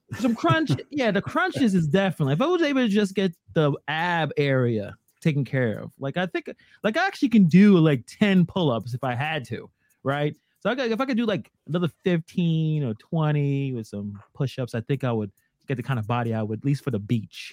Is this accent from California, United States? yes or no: no; New York City, New York, United States; born and raised in Brooklyn, still living in Brooklyn for all of 37 years of my life